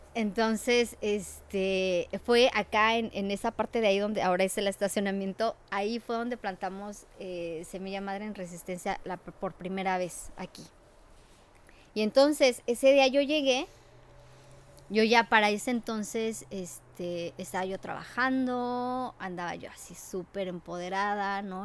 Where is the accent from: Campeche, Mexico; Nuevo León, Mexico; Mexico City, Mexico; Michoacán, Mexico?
Mexico City, Mexico; now in United States; Mi mamá es mexicana la Ciudad de México, eh, con orígenes de Querétaro. Eh, ya migraron hacia la Ciudad de México, eh, mi abuelita, y vivimos junto a donde está la UNAM.